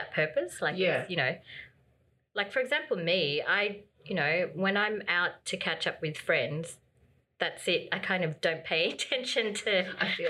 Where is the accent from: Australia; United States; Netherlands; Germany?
Australia; I was born here, but I'm of Filipino heritage